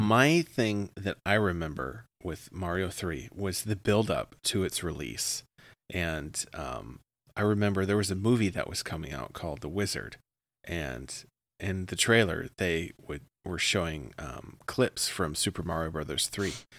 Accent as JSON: {"language": "English", "region": "Midwest", "country": "United States", "accent": "Midwestern", "said": "sometimes I say it, like, really Midwestern."}